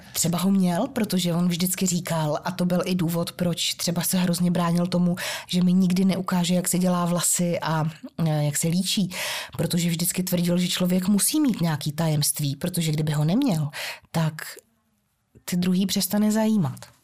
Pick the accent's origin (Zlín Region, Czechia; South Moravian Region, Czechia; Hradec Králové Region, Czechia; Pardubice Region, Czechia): Hradec Králové Region, Czechia; Hradec Králové; jak jsem žil z Hradce Králové a z těch východních Čech